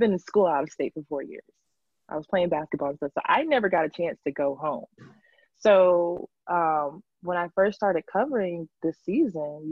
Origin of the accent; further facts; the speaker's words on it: Atlanta, Georgia, United States; my hometown professional basketball team, you know, that I grew up watching